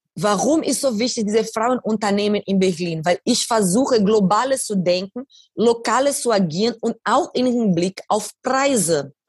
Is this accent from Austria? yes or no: no; Brazil; German is a second language; moved away; In diese Favela, wo ich aufgewachsen bin